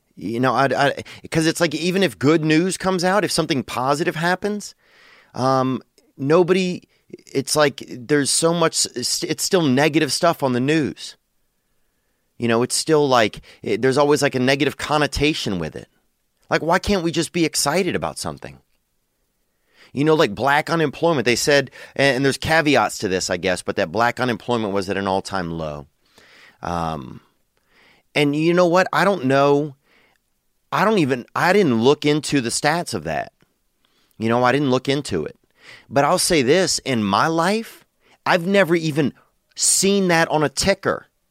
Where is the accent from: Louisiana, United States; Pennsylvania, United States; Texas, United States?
Louisiana, United States; moved away as an adult; now in Los Angeles, United States; I love Louisiana. I love my home state